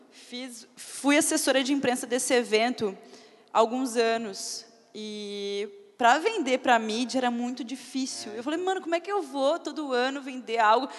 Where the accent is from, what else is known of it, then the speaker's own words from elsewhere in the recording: Porto Alegre, Rio Grande do Sul, Brazil; now in São Paulo, Brazil; Eu sou de Porto Alegre, mas moro em São Paulo.